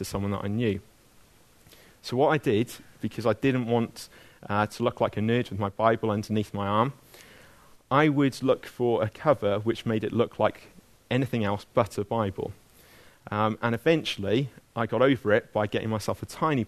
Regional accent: Abergavenny, Wales, United Kingdom; when I was growing up in Abergavenny

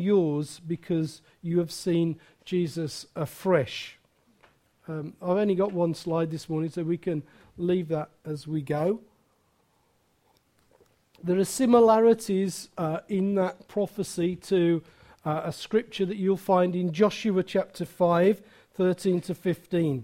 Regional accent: Wolverhampton, West Midlands, United Kingdom; now in Wales; I come from Wolverhampton.

